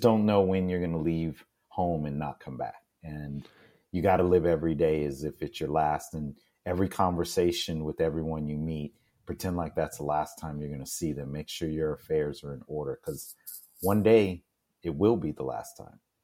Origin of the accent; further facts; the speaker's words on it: Houston, Texas, United States; I'm originally from Houston, Texas, and uh, growing up in the astronaut city